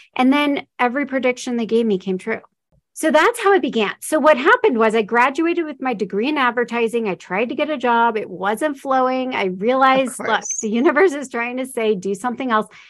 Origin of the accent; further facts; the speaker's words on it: Omaha, Nebraska, United States; moved away as an adult; also born or lived in Florida; I'm from Omaha, Nebraska. So I was a long ways from home.